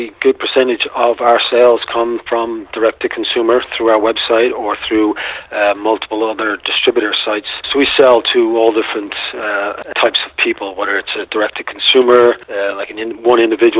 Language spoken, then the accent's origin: English; Austin, Texas, United States; So, and we're both from Austin.